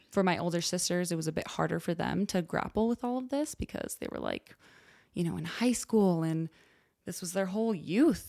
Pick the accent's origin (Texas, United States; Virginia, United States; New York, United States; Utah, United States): Utah, United States; Orem; I grew up in Orem, Utah